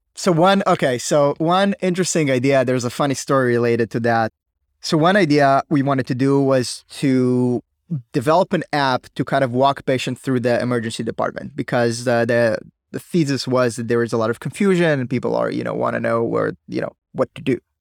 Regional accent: Israel; I was like everybody from Israel, you know, serving in the military

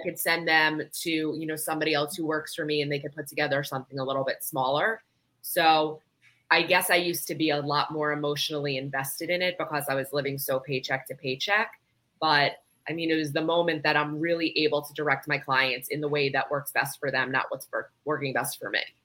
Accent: New York, United States; now in South Florida, United States; I'm from New York

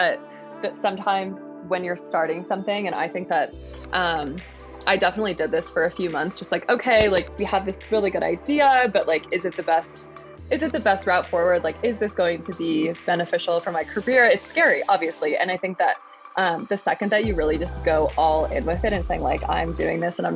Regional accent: Michigan, United States; moved away as an adult; now in Colorado, United States; I grew up in Michigan and I've lived in Colorado for about 3.5 years now.

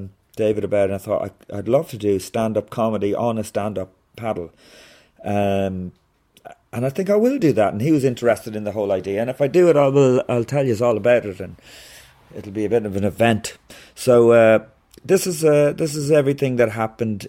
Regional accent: Ireland; being Irish

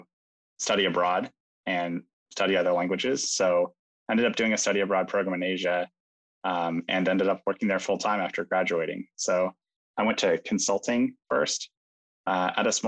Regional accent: West Coast, United States; moved away as an adult; also born or lived in China; I grew up on the West Coast

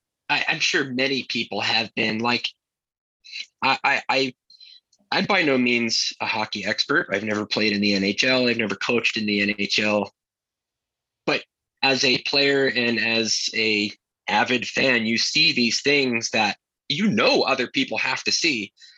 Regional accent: Bayshore, New York, United States; also born or lived in Pennsylvania / New Jersey / Maryland / California; now in Salt Lake City, United States; So I'll just go from the beginning. I was born and raised in Bayshore, Long Island.

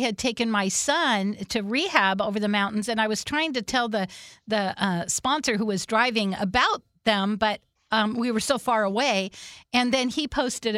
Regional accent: Whidbey Island, Washington, United States; I grew up on Whidbey Island, and then I raised my kids there

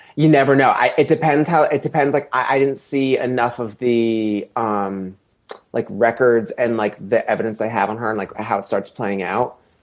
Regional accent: East Coast, United States; I'm actually from the East Coast

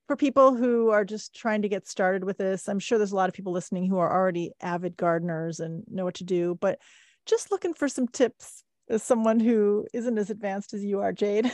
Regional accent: Midwest, United States; I grew up in the Midwest

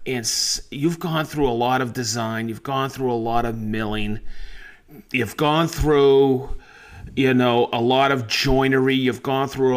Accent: Maine, United States; I grew up around in Maine

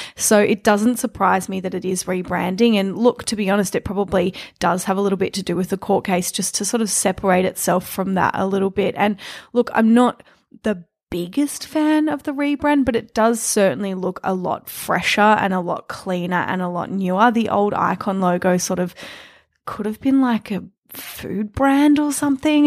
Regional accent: Melbourne, Victoria, Australia; growing up in Melbourne

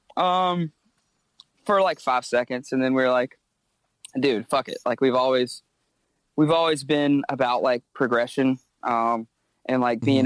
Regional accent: Myrtle Beach, South Carolina, United States; moved away as an adult; now in Charleston, United States; grew up in Myrtle Beach, small town, not kind of a tourist town

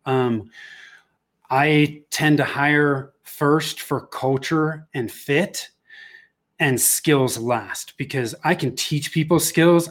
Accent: Bay Area, Northern California, United States; moved away as an adult; now in Denver, United States; I was born and raised in the Bay Area in Northern California.

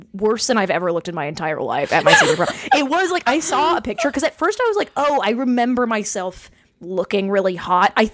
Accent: Nashville, Tennessee, United States; I'm from Nashville

